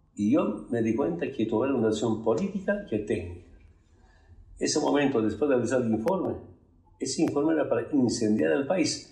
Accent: Bolivia; moved away; quiero volver lo más antes posible a mi tierra

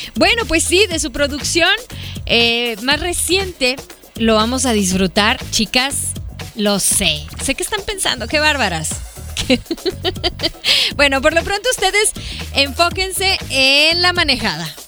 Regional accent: Hermosillo, Sonora, Mexico; Somos paisanos. Somos de Hermosillo

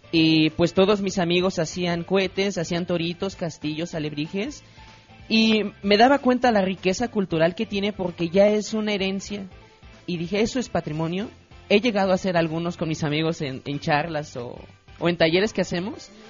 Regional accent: Tultepec, State of Mexico, Mexico; soy de Tultepec, Estado de México, tenemos historia, tenemos un oficio artesanal de la pirotecnia

